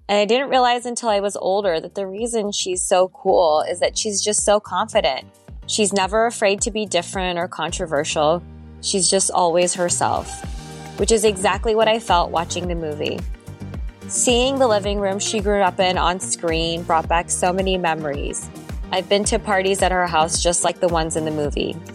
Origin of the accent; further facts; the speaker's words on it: Greensburg, Pennsylvania, United States; So, I grew up with Sujata in Greensburg, Pennsylvania, which is the setting of Definition Please.